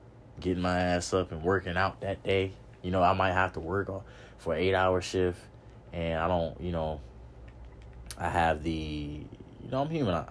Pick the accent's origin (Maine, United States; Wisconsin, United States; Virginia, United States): Virginia, United States; Norfolk; I grew up in the hood. I grew up in Norfolk hood. You know what I mean? Park Place, Ocean View, OV. I grew up out there